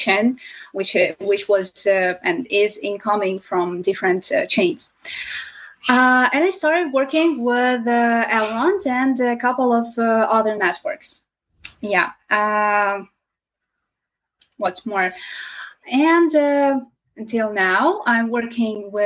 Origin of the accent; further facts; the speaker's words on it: Ukraine; from Ukraine